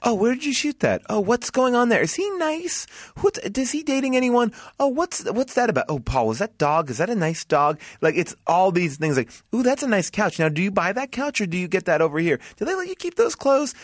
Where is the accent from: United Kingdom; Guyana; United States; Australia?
United States; Long Island, New York; I'm proud to be from Strong Island